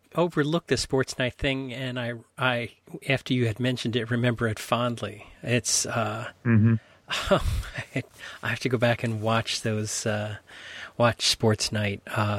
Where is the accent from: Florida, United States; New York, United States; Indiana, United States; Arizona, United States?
New York, United States; as a New Yorker, I complain about going to the East Side. You know, it's like all the way from the Upper West Side to the East Side.